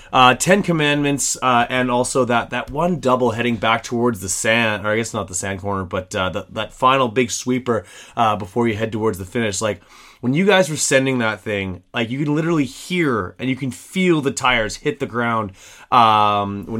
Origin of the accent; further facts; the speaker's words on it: Canada; me as a Canadian